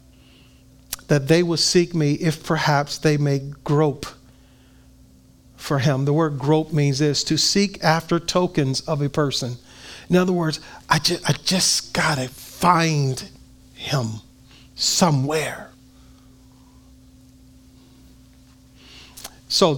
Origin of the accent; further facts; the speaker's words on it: Compton, California, United States; me growing up in Compton, California